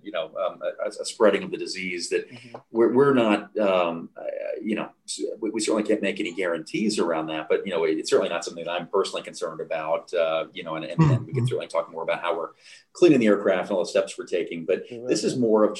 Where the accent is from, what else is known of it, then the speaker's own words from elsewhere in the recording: United States; now in Canada; as an American who, you know, lives in Canada